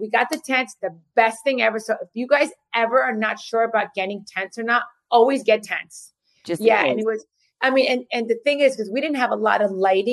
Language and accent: English; New Jersey, United States; I'm from Jersey